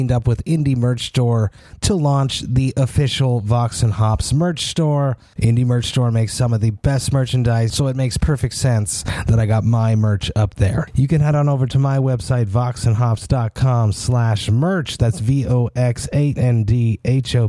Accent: Montreal, Quebec, Canada; I'm from Montreal

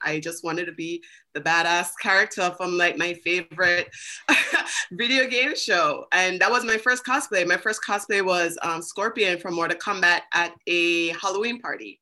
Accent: British Virgin Islands; I am from the British Virgin Islands.

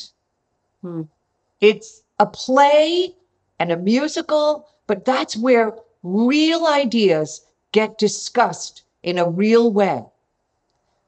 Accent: Long Island, New York, United States; now in Manhattan, United States; I grew up on Long Island. I had a wonderful childhood. I loved Long Island.

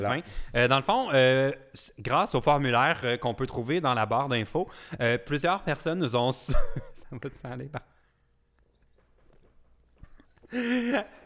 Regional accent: Vaudreuil-sur-le-Lac, Quebec, Canada; je me suis rapproché de la Montérégie, mais, euh, je viens de Vaudreuil, euh, d'Orion. Vaudreuil sur le lac

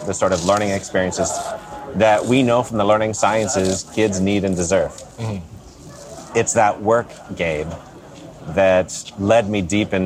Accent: Pittsburgh, Pennsylvania, United States; born and raised in Pittsburgh

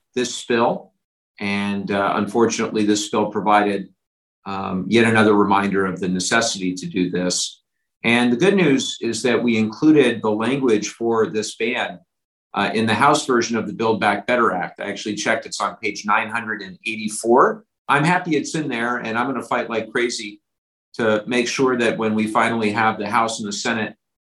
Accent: Orange County, California, United States; growing up in Orange County, we treasure our beaches

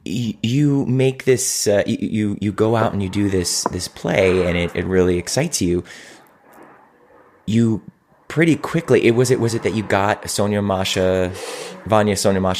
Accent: Cleveland, Ohio, United States; From Cleveland, Ohio, my hometown.

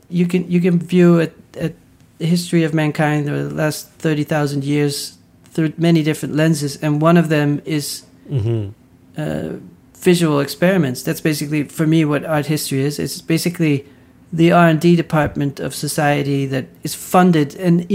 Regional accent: Netherlands; growing up in the Netherlands

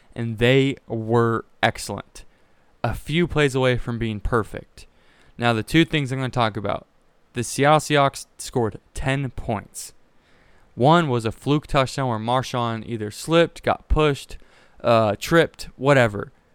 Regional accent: Pacific Northwest, United States; I'm from the Pacific Northwest.

